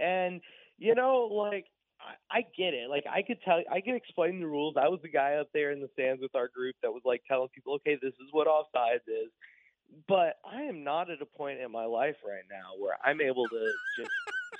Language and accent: English; Baton Rouge, Louisiana, United States; moved away; I am from Baton Rouge, Louisiana. We don't have ice, but like 2 days of the year